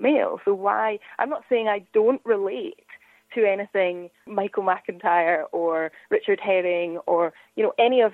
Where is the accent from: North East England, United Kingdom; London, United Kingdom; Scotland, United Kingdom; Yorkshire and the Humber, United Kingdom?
Scotland, United Kingdom; as a Scottish person